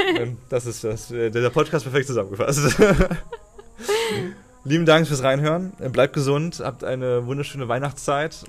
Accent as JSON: {"language": "German", "town": "Cologne", "region": "North Rhine-Westphalia", "country": "Germany", "moved": "as an adult", "said": "bei uns in Köln"}